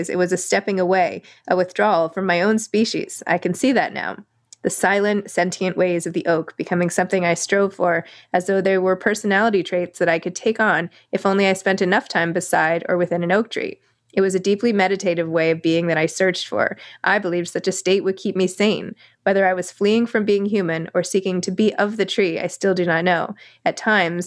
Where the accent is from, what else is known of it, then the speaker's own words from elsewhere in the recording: New York, United States; I'm a New Yorker.